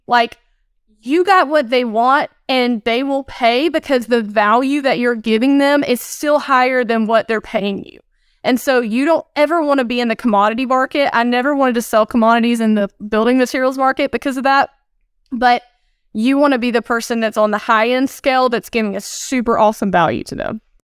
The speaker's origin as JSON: {"language": "English", "region": "Northeast Georgia mountains", "country": "United States", "moved": "yes", "said": "today I'm actually in the Northeast Georgia mountains. So I'm visiting some family. This is where I'm originally from, about two hours north of Atlanta"}